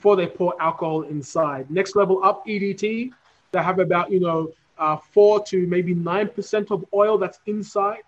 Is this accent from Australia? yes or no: yes; Australia; moved away as an adult; now in Africa; born and raised in Australia